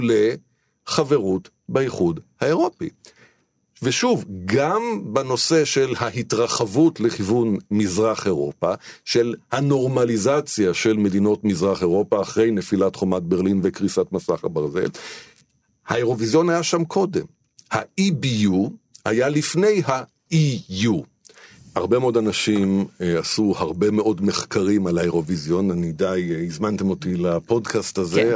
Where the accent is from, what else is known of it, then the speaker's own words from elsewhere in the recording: Israel; אצלנו בישראל